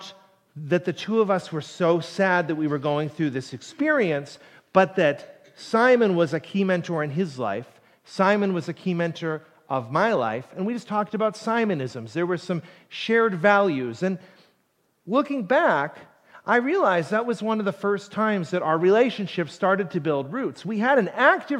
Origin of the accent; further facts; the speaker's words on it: Plymouth, Massachusetts, United States; also born or lived in Ohio; I didn't grow up in Duxbury, but I grew up in Plymouth